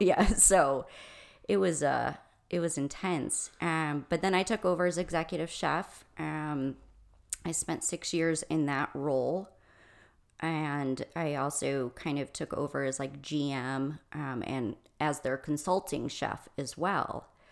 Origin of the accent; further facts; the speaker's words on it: Michigan, United States; moved away as an adult; now in Arizona, United States; I'm originally from Michigan.